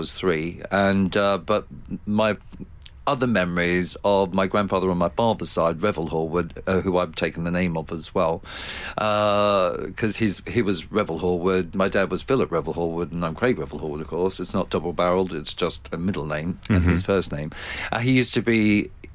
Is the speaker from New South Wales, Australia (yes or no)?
no; Ballarat, Victoria, Australia; moved away; my hometown of Ballarat.